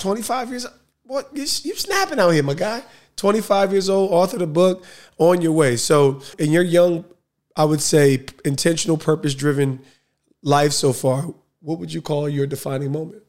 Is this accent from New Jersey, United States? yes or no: yes; Essex County, New Jersey, United States; I'm Essex County, though. I'm Essex County